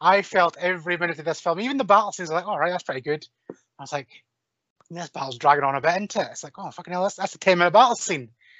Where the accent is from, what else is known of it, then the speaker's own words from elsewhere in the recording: Scotland, United Kingdom; as a Scotsman